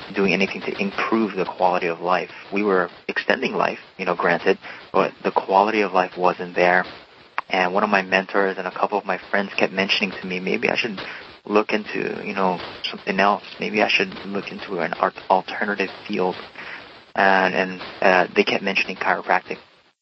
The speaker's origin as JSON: {"language": "English", "region": "Hawaii", "country": "United States", "tie": "born or raised there", "also_born_or_lived": "Oregon", "moved": "as an adult", "said": "I was born and raised in Hawaii and grew up in the beautiful state, the 50th state, and I went to college in Oregon"}